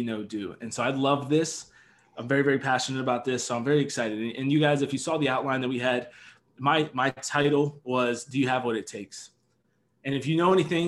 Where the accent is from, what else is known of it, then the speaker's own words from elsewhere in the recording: Harrisburg, Pennsylvania, United States; moved away as an adult; I was born and raised in Harrisburg, Pennsylvania